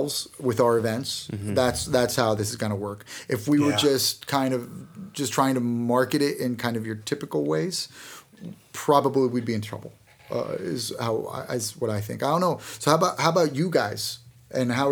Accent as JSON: {"language": "English", "country": "United States", "accent": "American", "moved": "yes", "lives_now": "United Kingdom", "said": "my American accent"}